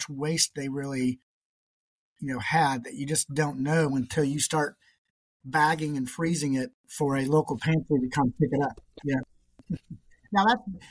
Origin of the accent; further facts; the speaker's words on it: Indianapolis, Indiana, United States; moved away as an adult; now in Columbus, United States; I grew up and worked in Indianapolis